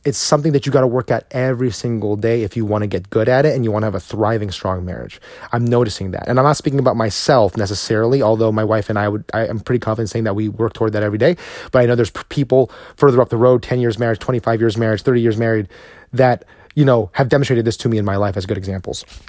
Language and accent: English; United States